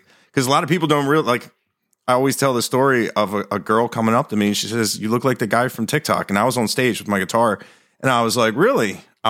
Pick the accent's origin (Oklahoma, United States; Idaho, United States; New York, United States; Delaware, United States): Delaware, United States; also born or lived in Philadelphia; I'm from Delaware.